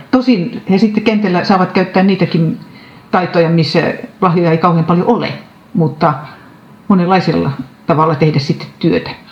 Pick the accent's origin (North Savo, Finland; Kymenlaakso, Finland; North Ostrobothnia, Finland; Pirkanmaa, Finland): Pirkanmaa, Finland; Sastamala; moved away as an adult; now in Forssa, Finland; Sastamalasta, mistä olen kotoisin